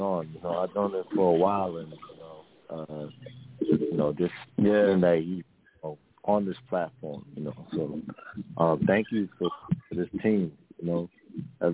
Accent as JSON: {"language": "English", "town": "New York City", "region": "New York", "country": "United States", "said": "I'm from Brooklyn"}